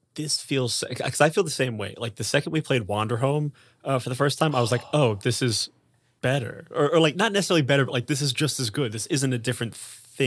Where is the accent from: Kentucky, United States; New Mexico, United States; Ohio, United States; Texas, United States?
Ohio, United States; Columbus; I'm from Ohio.